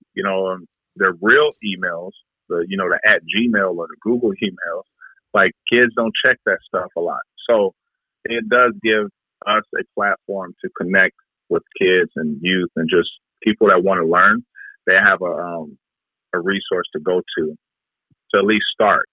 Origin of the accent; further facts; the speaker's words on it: Detroit, Michigan, United States; now in Vancouver, Canada; the areas that I grew up in in Detroit